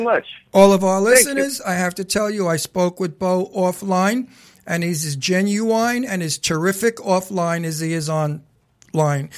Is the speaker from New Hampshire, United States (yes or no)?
no; New York City, New York, United States; I'm a New Yorker from Brooklyn